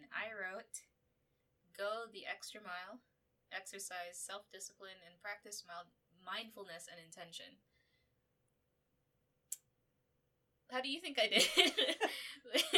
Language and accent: English; Philippines; moved away; my home country, Philippines